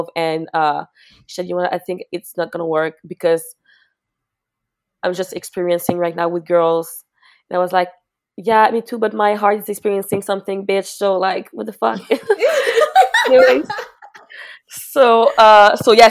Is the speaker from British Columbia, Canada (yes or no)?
no; Mascouche, Quebec, Canada; I'm from Mascouche, which is really like not that far from Montreal, but maybe like 35 minutes